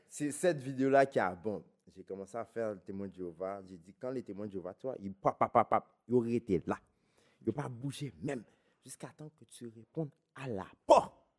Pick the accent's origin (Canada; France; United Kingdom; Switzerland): Canada; Laval, Quebec; je viens de Vimont